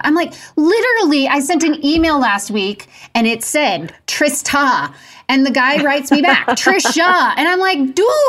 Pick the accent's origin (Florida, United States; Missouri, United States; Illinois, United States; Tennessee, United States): Missouri, United States; I'm from Missouri.